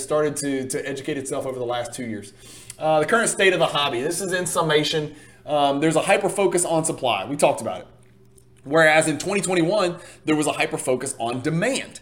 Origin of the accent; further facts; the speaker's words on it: Louisiana, United States; I am from Louisiana